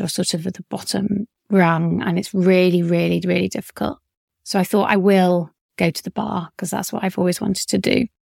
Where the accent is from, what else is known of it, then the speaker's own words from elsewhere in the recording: Leeds, Yorkshire and the Humber, United Kingdom; moved away; I grew up in Leeds for a short period of time.